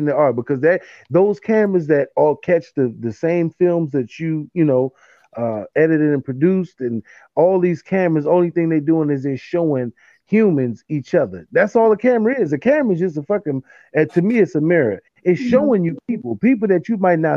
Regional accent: Washington, District of Columbia, United States; I grew up in Uptown

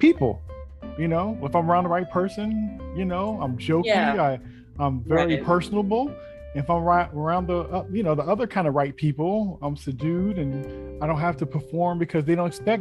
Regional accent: Bay Area, California, United States; Me growing up in the Bay Area.

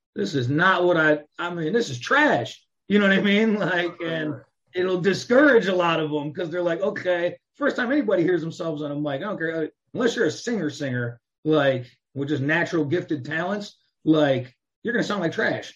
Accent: Chicago, Illinois, United States; moved away as an adult; also born or lived in Phoenix, Arizona / Los Angeles / Las Vegas / Miami; Chicago, Chicagoland area, outskirts of Chicago, either in the city or outside the city my whole life until I got to about 20 years old

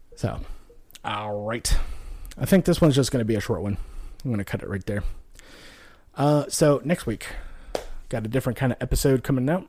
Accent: Nevada, United States; moved away; also born or lived in Texas / Louisiana; I grew up out west in Nevada, you know, moved to Texas, Louisiana, lived in the South for, you know, quite a long time

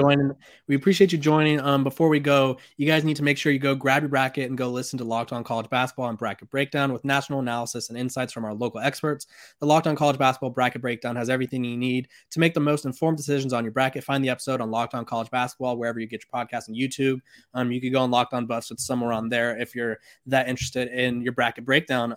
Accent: California, United States; I'm from California.

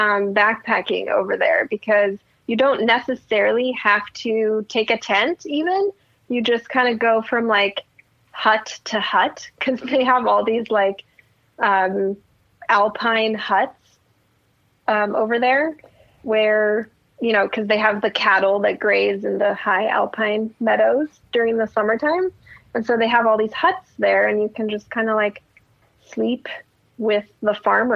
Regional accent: Germany; English is a second language; now in United States; I'm originally from Germany, so I do have family in Germany, so I go visit there a lot. But other than that, I don't really leave Oregon that much.

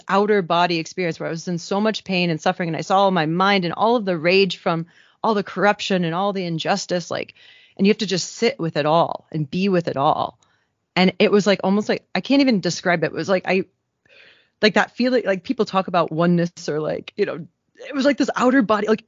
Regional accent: Midwest, United States; moved away as an adult; also born or lived in Kenya; I grew up in the Midwest

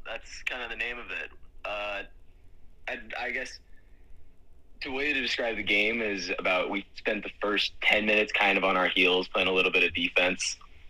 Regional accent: Iowa, United States; a lot of guys that come from a similar background from me, where I came from Iowa high school rugby, represent.

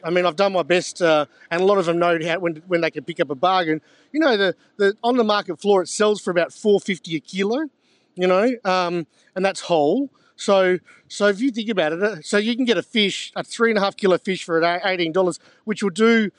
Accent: Onslow, Western Australia, Australia; maybe because I'm a bit biased because I grew up in Onslow, and that's the same prawn, has a pigment to it that is a little darker.

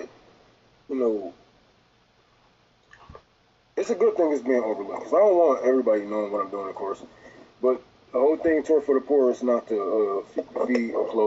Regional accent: Detroit, Michigan, United States; I'm from Detroit

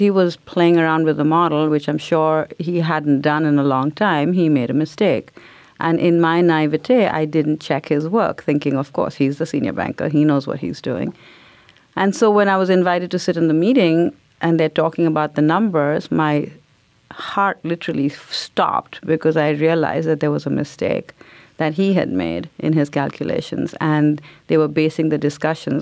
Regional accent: India; now in United States; growing up in India because everybody looked like me. So I think only when moving to America made me realize that I was different.

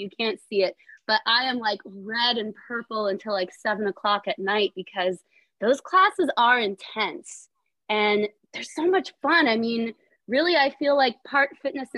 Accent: Allentown, Pennsylvania, United States; I am from Allentown, Pennsylvania

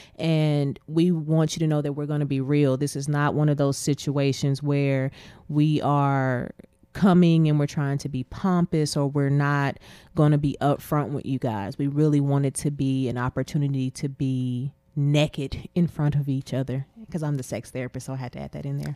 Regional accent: Abilene, Texas, United States; I'm originally from Abilene, Texas. Uh, I went to school in Abilene

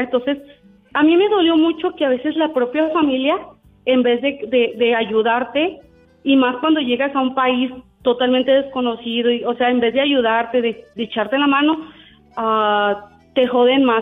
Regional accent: Puebla, Mexico; moved away as an adult; now in United States; yo soy de Puebla

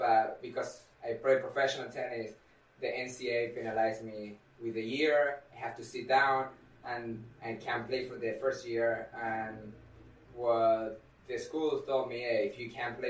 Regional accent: Argentina; now in United States; I'm originally from Argentina

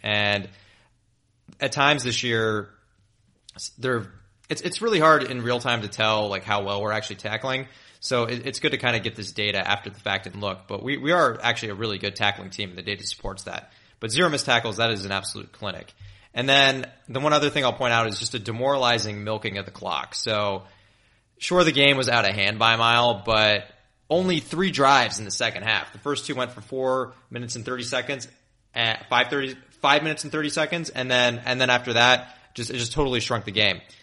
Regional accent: Memphis, Tennessee, United States; moved away; my hometown is in Memphis

